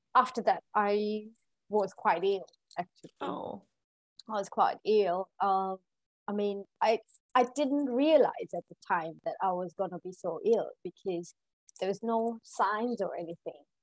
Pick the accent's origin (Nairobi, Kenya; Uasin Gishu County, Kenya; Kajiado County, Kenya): Uasin Gishu County, Kenya; Eldoret; moved away as an adult; now in London, United Kingdom; I was born and brought up in Kenya, in, in Kenya.